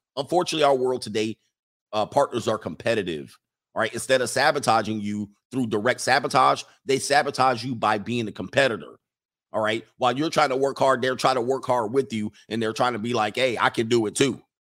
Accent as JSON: {"language": "English", "country": "United States", "said": "As an American, as a real American"}